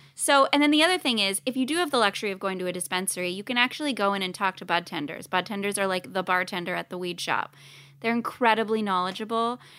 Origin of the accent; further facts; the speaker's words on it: Canada; now in Los Angeles, United States; I'm Canadian